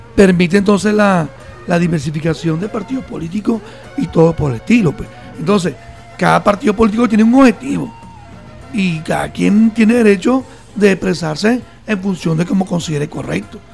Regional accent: Venezuela; como venezolanos, venezolanas

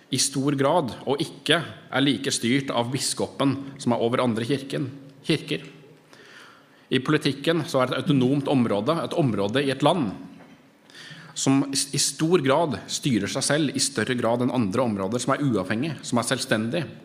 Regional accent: Norway; som nordmenn

